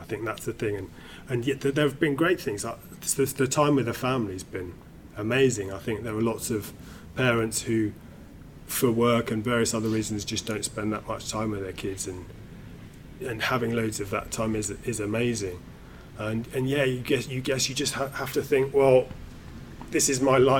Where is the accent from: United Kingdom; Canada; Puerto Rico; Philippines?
United Kingdom